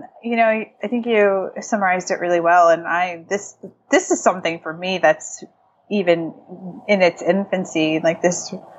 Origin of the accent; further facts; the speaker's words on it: New England, United States; Like I grew up in New England. sarcasm and, you know, like that sort of thing is just part of the culture.